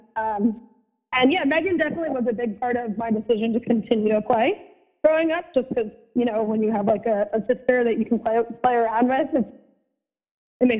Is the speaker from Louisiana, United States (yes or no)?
no; Ridgewood, New Jersey, United States; also born or lived in Illinois; I was born in Ridgewood, New Jersey. Then I moved to Illinois when I was like 3 to 5 years old, and then I moved back to the same town in Ridgewood